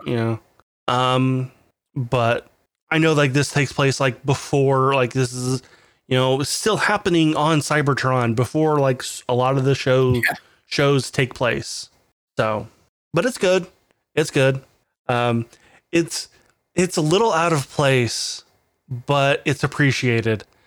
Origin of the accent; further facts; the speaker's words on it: United States; as an American